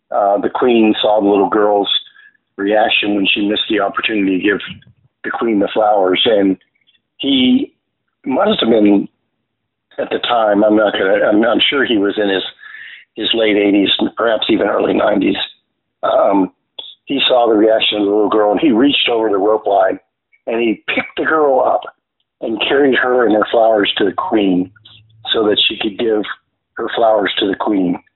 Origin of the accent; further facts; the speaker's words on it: Virginia, United States; also born or lived in Stuttgart, Germany; I was born in Stuttgart, Germany, um, son of a military family, and so I traveled all over the United States. But my dad was stationed in Virginia seven times, so I hmm. always called Virginia home.